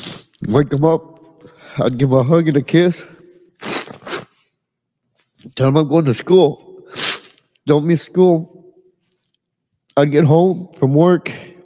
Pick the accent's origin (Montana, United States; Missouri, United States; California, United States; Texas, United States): Texas, United States; Edinburg; I'm from Edinburgh, Texas.